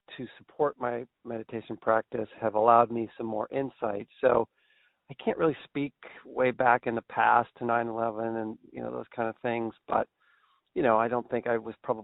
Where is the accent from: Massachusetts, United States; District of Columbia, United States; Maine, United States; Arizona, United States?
Maine, United States; Brunswick; my hometown of Brunswick, Maine